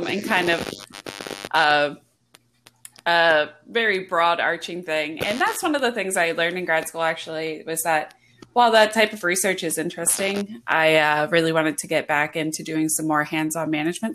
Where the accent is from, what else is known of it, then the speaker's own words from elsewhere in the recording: outside of Philadelphia, Pennsylvania, United States; moved away as an adult; also born or lived in Wyoming; now in Florida, United States; I grew up outside of Philadelphia